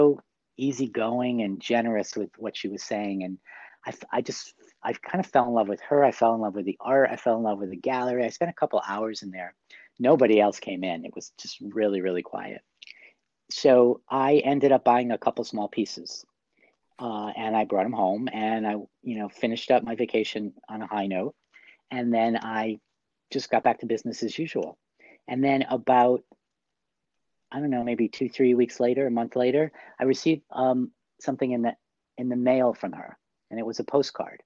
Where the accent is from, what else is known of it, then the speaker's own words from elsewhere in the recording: New York City, New York, United States; I'm from New York City.